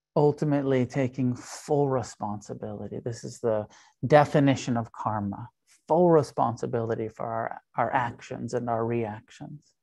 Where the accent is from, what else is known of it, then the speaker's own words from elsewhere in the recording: United States; I'm an American